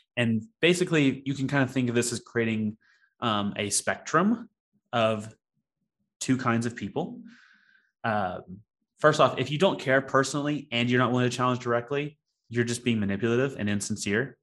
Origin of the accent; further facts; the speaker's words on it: Alabama Gulf Coast, United States; I grew up on the Alabama Gulf Coast, and so my father fished a lot when I was when I was a kid